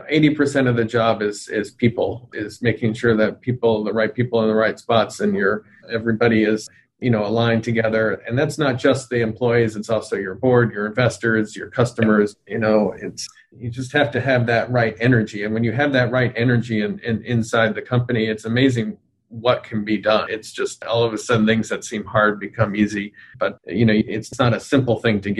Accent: United States; I'm, you know, we're obviously American here

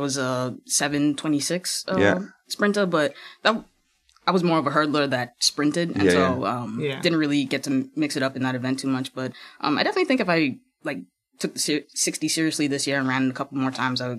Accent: Bahamas; moved away; I go back home maybe 3-4 times a year.

